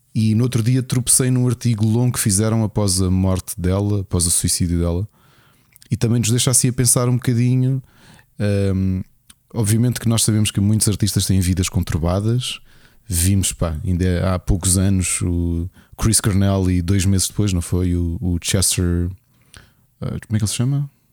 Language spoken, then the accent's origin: Portuguese; Lisbon, Portugal; moved away; eu sou Lisboeta born and raised